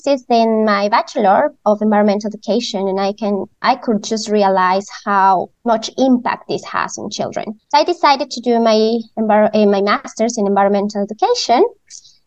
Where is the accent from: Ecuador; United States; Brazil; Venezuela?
Ecuador; moved away as an adult; now in Vancouver, Canada; growing in Ecuador, I am originally from Ecuador